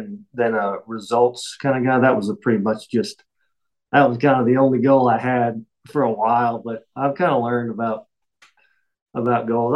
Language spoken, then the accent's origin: English; Jefferson City, Tennessee, United States; I'm from Jefferson City, still live here, kind of a small town, 30 minutes from Knoxville